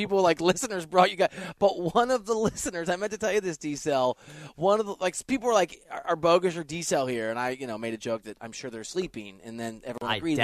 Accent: Dubuque, Iowa, United States; moved away; also born or lived in Wisconsin; I'm from Dubuque, Iowa, on the border of Wisconsin.

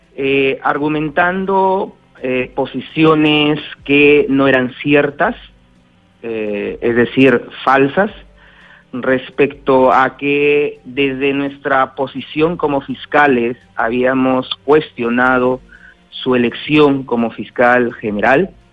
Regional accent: Peru

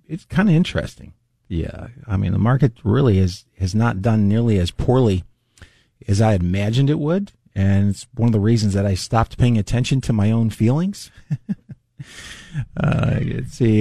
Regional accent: the South, United States; moved away; I'm from the South

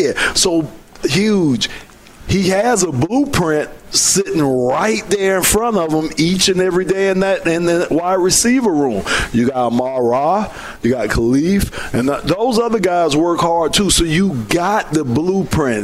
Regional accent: Miami, Florida, United States; now in Detroit, United States; I'm from Miami

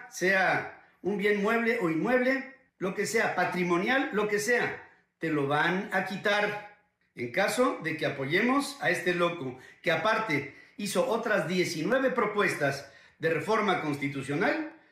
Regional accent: Mexico; habíamos tenido como mexicanos, según López Obrador, un presidente tan mediocre y chiflado como Vicente Fox.

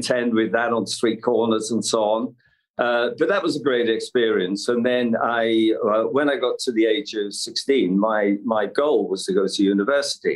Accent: Liverpool, North West England, United Kingdom; I'm from Liverpool. I suppose described as working class roots. Lived in a terrace house, four children in that three-bedroomed house

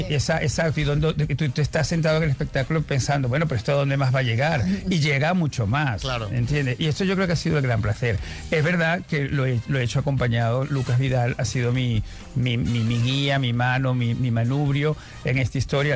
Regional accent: Venezuela; now in Spain; cuando me dicen el escritor venezolano

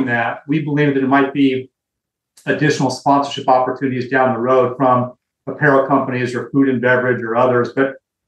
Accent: Los Angeles, California, United States; We're both from Los Angeles, you know, kind of grew up on the Dodgers

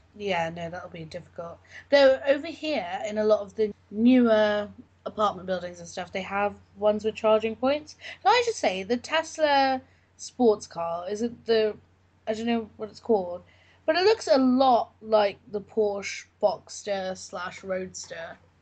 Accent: London, United Kingdom; growing up in London

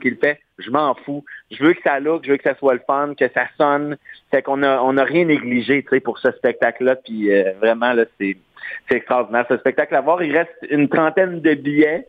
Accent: Beauce, Quebec, Canada; Moi, chez nous, j'ai grandi en Beauce

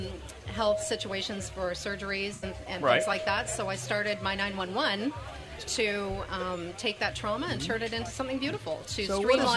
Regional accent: London, Ontario, Canada; London, Ontario, Canada.

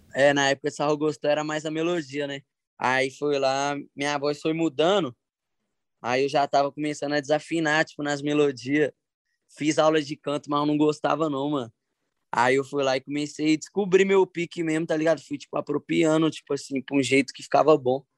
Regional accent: Belo Horizonte, Minas Gerais, Brazil; Eu, eu vim lá do Morro do Papagaio, tá ligado? Morro do Papagaio, ali na, na zona sul de, de Belo Horizonte

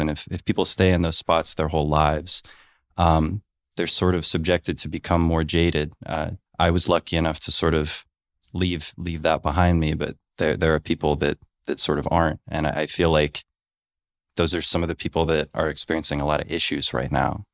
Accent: Warren, Ohio, United States; I grew up in Warren, Ohio

